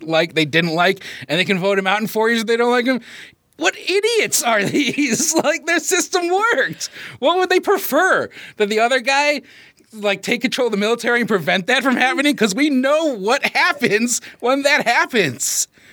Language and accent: English; United States; we definitely have the most American upbringing